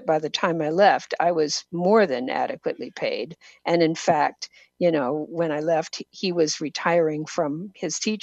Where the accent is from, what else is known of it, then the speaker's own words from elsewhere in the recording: Washington, United States; also born or lived in Boston, Massachusetts; I live in Washington State, and I grew up in Washington State